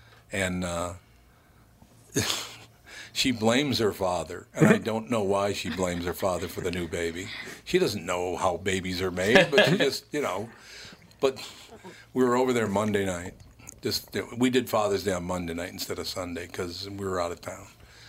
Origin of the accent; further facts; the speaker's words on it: Long Prairie, Minnesota, United States; born there; The hospital in which I was born in Long Prairie, Minnesota, is now a fourplex.